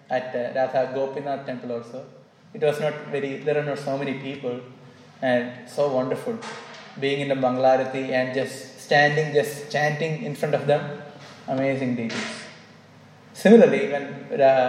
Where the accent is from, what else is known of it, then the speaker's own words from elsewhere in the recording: Kerala, India; moved away; I went to my hometown state, Kerala